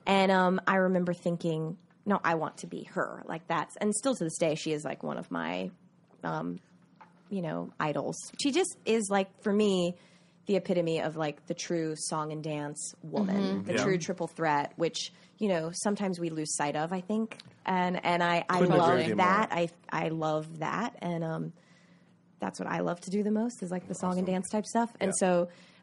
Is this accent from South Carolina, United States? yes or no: yes; Myrtle Beach, South Carolina, United States; moved away; I grew up in Myrtle Beach, South Carolina